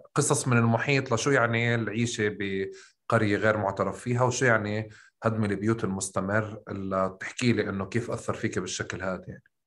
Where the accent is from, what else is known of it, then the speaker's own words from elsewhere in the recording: Tulkarm, West Bank, Palestine; طول كرم احنا بنحكي بالقاف